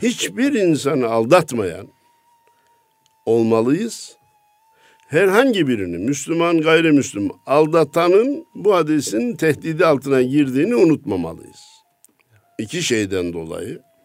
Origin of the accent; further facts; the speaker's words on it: Kayseri Province, Turkey; memleketim Kayseri'de